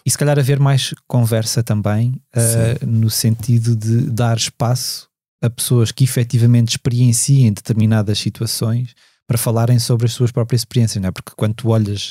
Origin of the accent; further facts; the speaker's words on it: Lisbon, Portugal; os meus pais não são de Lisboa, eu cresci em Lisboa